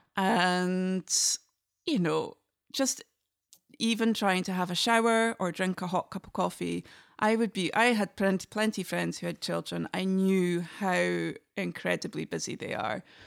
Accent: Inverness, Scotland, United Kingdom; first language English; moved away as an adult; also born or lived in Oslo, Norway; now in Norway; I'm from the north of Scotland. I'm from Inverness. And, um, I was brought up with fiddle

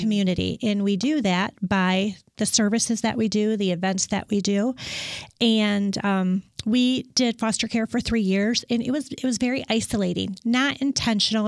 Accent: West Michigan, United States; moved away as an adult; also born or lived in Pittsburgh / Dallas; I was born and raised in West Michigan.

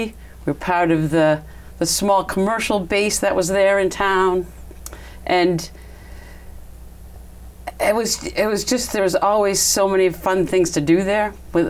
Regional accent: Lexington, Massachusetts, United States; also born or lived in Boston, Massachusetts / Westwood, Massachusetts; now in Franklin, United States; I grew up in Lexington, Massachusetts. My parents built a house there in the 50s, right after World War II.

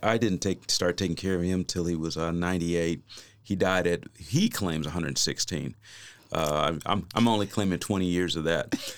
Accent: Kansas City, United States; moved away as an adult; also born or lived in Oklahoma; I am originally from Kansas City.

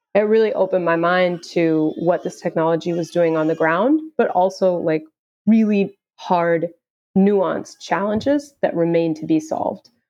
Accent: Houston, Texas, United States; I am originally from Houston, Texas

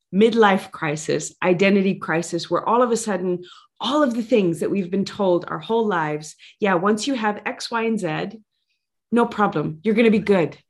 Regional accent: Louisiana, United States; I come from Louisiana

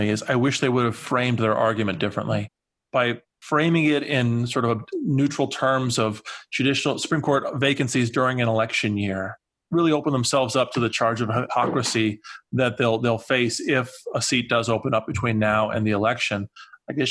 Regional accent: Iowa, United States; moved away; my home state of Iowa

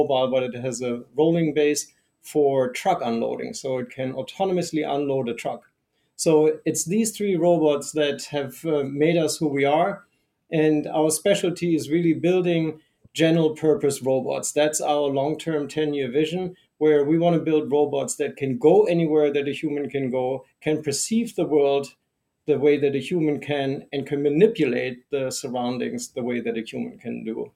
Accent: Germany; now in United States; I grew up in Germany, but I've been in the United States for about 30 years

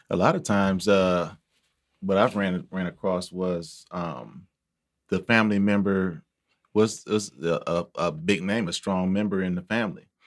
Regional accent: Milwaukee, Wisconsin, United States; I'm from Milwaukee

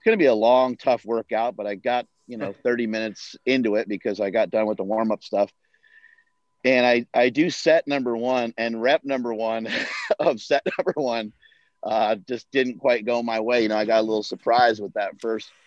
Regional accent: New York, United States; moved away; I'm from New York originally

